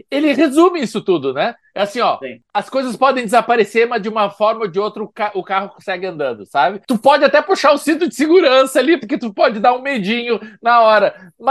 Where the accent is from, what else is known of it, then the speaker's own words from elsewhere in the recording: Recife, Pernambuco, Brazil; sou de Recife, mas já estive lá por causa do CinePé.